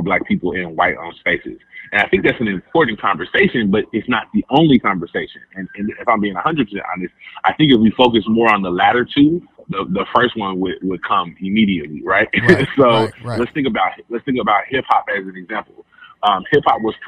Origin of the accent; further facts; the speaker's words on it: Memphis, Tennessee, United States; I am from Memphis.